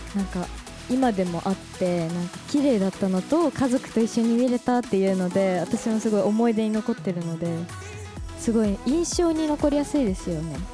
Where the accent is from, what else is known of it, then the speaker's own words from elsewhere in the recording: Tōyako, Hokkaido, Japan; 私洞爺湖町出身で